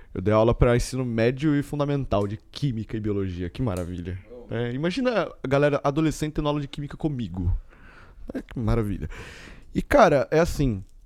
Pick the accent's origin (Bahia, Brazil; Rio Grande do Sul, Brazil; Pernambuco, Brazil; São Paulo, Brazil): São Paulo, Brazil; Mogi das Cruzes; mesmo sendo brasileiro, porque eu estudei desde o maternal até a terceira série, eu estudei numa escola japonesa aqui em Mogi